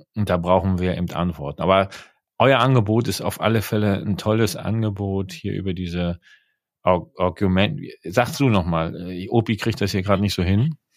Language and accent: German; East Germany, Germany; ich bin in der DDR groß geworden